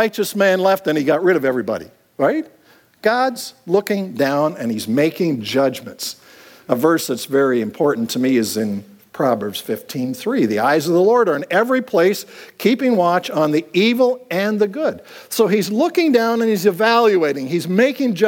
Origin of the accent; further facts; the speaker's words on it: Clinton, Ontario, Canada; I grew up in the Plymouth Brethren movement, the Gospel Halls, and any of you have been in that, it was a very small Gospel Hall in Clinton, Ontario